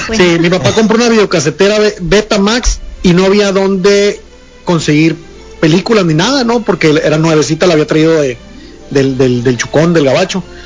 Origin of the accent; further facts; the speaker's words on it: Ciudad Obregón, Sonora, Mexico; also born or lived in Chihuahua; now in Hermosillo, Mexico; yo soy oriundo de la ciudad Obregón